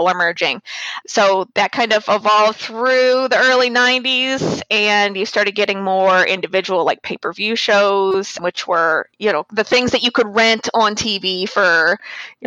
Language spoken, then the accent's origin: English; St. Louis, Missouri, United States; now in North Carolina, United States; I'm originally from St. Louis in North Carolina now